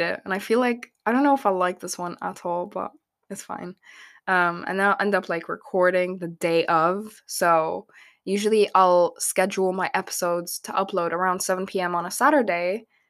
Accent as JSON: {"language": "English", "region": "Abu Dhabi", "country": "United Arab Emirates", "tie": "born or raised there", "said": "I grew up in Abu Dhabi"}